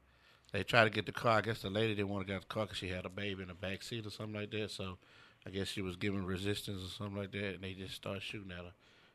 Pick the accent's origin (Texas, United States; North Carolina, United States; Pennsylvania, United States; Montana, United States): Texas, United States; Houston; I'm from the Dub.